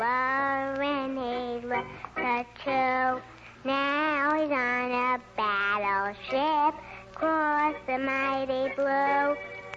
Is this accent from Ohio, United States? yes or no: no; Brooklyn, New York, United States; From Brooklyn.